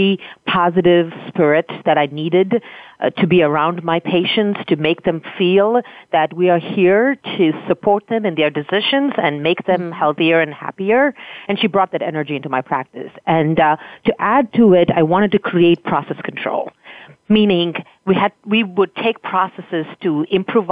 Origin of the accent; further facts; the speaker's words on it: Thoothukudi, Tamil Nadu, India; now in United States; I grew up in a very small town in India at the very southern tip of the continent, which is surrounded by three oceans